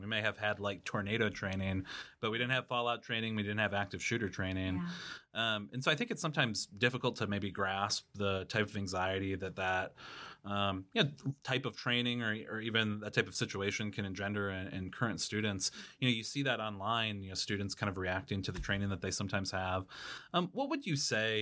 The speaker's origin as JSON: {"language": "English", "town": "Watertown", "region": "South Dakota", "country": "United States", "tie": "born or raised there", "said": "I grew up in Watertown, South Dakota"}